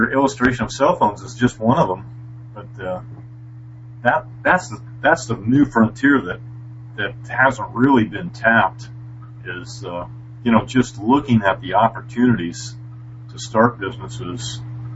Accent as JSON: {"language": "English", "region": "Montana", "country": "United States", "also_born_or_lived": "Washington State", "moved": "yes", "lives_now": "Washington, United States", "said": "I'm from Montana originally and live in Washington State now"}